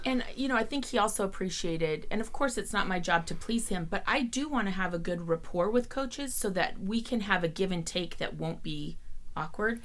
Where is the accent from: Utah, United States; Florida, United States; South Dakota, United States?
Utah, United States; Salt Lake City; I grew up in Salt Lake City, loved the Utah Jazz